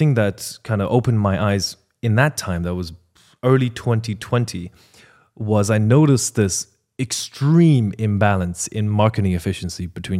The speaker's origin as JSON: {"language": "English", "country": "Ireland", "also_born_or_lived": "China", "said": "First of all, I'm Chinese-Irish. I'm from China and Ireland. I'm Irish by nationality. I immigrated."}